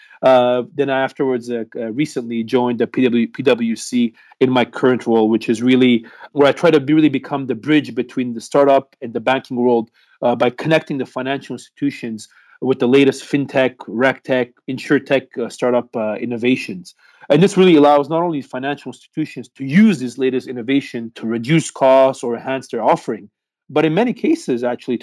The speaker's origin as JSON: {"language": "English", "town": "Montreal", "region": "Quebec", "country": "Canada", "also_born_or_lived": "Beijing, China", "moved": "as an adult", "lives_now": "Hong Kong", "said": "I'm actually from Montreal, Canada, so the French-speaking part of Canada."}